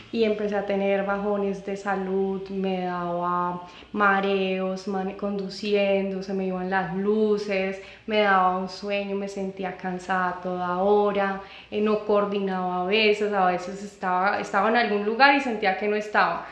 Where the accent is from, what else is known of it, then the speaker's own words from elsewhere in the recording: Colombia; moved away; also born or lived in United States; una situación familiar eh, me trajo de vuelta a Colombia